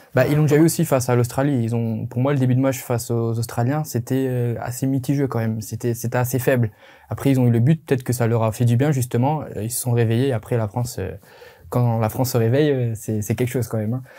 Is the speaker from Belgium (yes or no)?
yes; Belgium; en tant que Belge